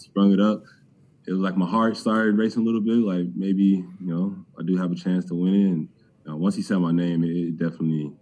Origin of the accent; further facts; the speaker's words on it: Cleveland, Ohio, United States; I'm from Cleveland.